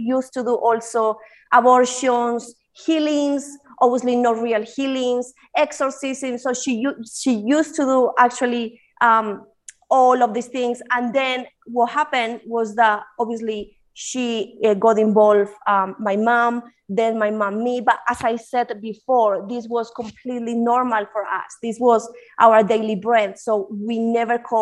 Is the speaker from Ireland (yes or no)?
no; Spain; English is a second language; moved away as an adult; also born or lived in United Kingdom; now in Colombia; I was born in Colombia. I moved to Spain when I was probably like 5 or 6 years old, and then I was raised in Spain, and I was moved to the UK when my dad died. I was 19.